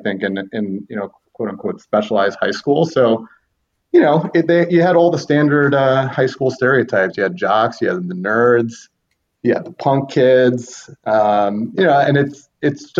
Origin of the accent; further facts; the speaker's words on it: New York City, New York, United States; I'm actually from Riverdale, so it's kind of like the fake Bronx